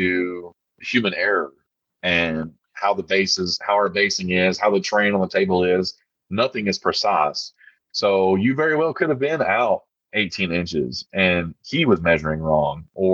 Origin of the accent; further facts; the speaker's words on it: Arkansas, United States; I'm from Arkansas